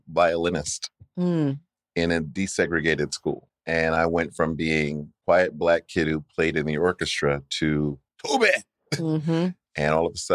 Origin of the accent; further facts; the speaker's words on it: Wilmington, Delaware, United States; I grew up in the land of Joe Biden, mm-hmm. Wilmington, Delaware